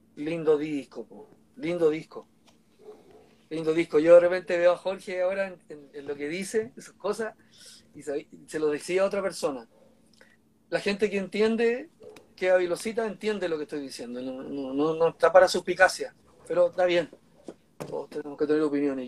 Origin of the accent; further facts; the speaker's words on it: Santiago, Santiago Metropolitan Region, Chile; Yo como santiaguino de cepa